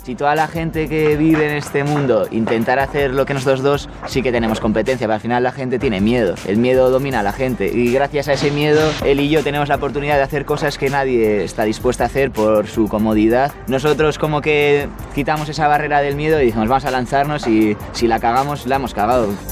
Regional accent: Irún, Basque Country, Spain; tengo 23 años, nací en Irún

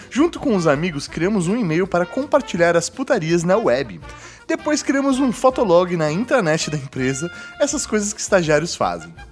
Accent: Maringá, Paraná, Brazil; sou de Maringá, no Paraná.

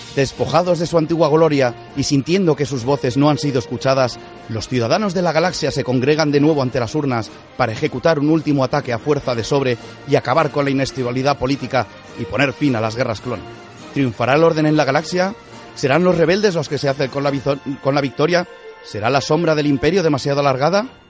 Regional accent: Spain; como español curiosote

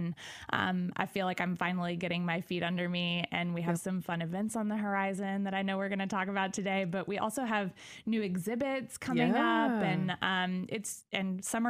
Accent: Arthur, Illinois, United States; also born or lived in New Orleans; now in Decatur, United States; So I'm originally from Arthur, Illinois. So I would say I'm local-ish. Yeah. But I've kind of been all over the place. So most recently, I lived in New Orleans.

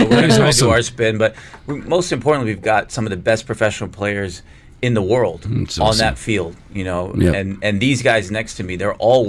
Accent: Texas, United States; I was born in Texas.

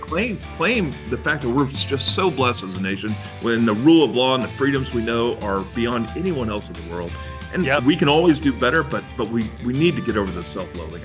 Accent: Texas, United States; As a Texan

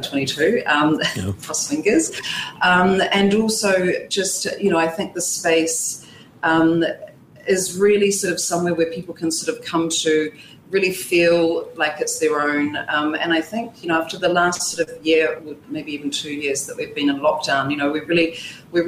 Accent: New Zealand; moved away; I'm actually from New Zealand

